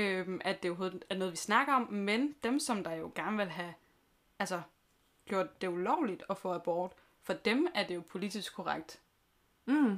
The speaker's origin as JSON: {"language": "Danish", "area": "Southern Jutland", "region": "Southern Denmark", "country": "Denmark", "moved": "yes", "said": "jeg kommer fra Sønderjylland"}